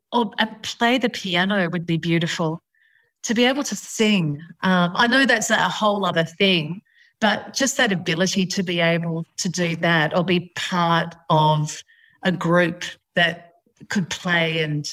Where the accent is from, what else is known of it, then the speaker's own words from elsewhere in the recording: Sydney, New South Wales, Australia; I grew up in Sydney in a suburb called West Pymble, and we had our West Pymble shops and I was in the supermarket there.